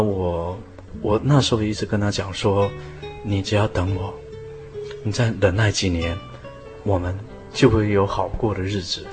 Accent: Fuyuan, Taiwan; also born or lived in Guanshan, Taitung County; 然后认识了一个军官，啊，就在复原就定居下来了

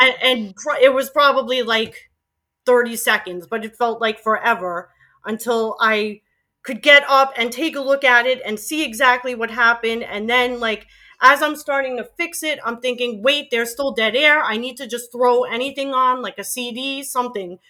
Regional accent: New York City, New York, United States; accent: Queens; moved away; I'm born and bred and raised in Queens, and I have a Queens accent

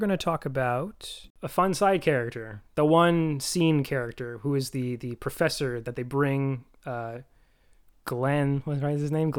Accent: Ontario, Canada; now in Vancouver, Canada; I currently live in Vancouver. I'm from Ontario.

